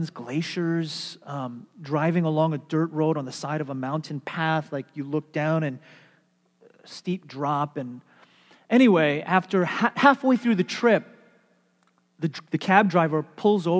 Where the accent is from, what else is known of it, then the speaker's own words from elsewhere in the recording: United States; I'm Western. I'm American.